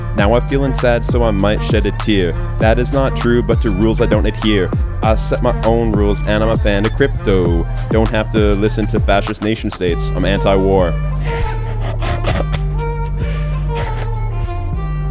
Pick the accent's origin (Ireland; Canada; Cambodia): Canada; Montreal, Quebec; moved away; also born or lived in Petawawa, Ontario; I was born in Montreal, Quebec